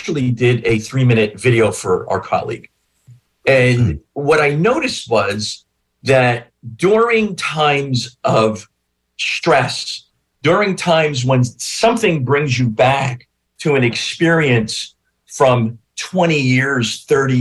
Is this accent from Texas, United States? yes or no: no; Newark, New Jersey, United States; I grew up in northern New Jersey. I grew up in North Newark